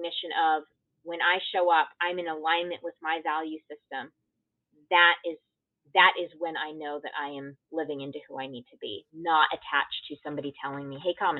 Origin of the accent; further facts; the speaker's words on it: Connecticut, United States; grew up in a small town in Connecticut. So, you know, growing up as an Indian girl in a predominantly white town